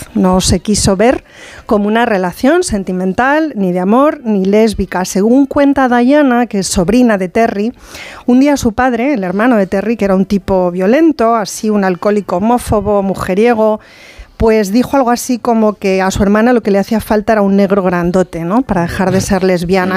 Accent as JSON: {"language": "Spanish", "region": "Castilla-La Mancha", "country": "Spain", "moved": "yes", "lives_now": "Madrid, Spain", "said": "como yo procedo más de la Mancha que nada"}